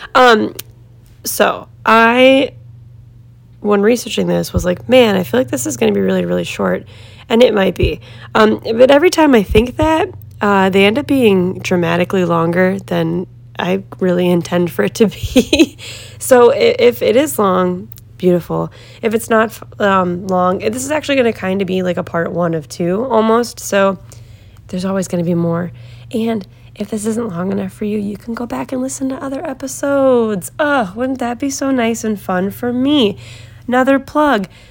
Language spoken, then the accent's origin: English; Northeast Ohio, United States; also born or lived in Cleveland, Ohio; I'm from Ohio, Northeast Ohio